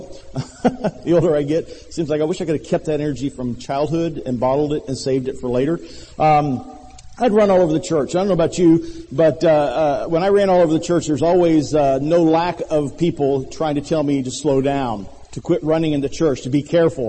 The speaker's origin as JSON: {"language": "English", "town": "Millington", "region": "Tennessee", "country": "United States", "tie": "born or raised there", "moved": "yes", "said": "When I was a young man growing up in Millington, Tennessee, a small town not much bigger than Rocky Mount"}